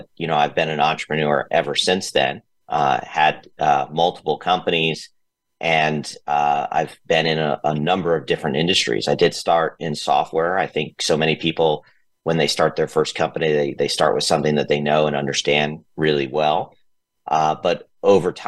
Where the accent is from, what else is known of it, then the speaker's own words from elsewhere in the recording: Atlanta, Georgia, United States; moved away as an adult; also born or lived in San Francisco; I grew up in Atlanta. I started my career in Atlanta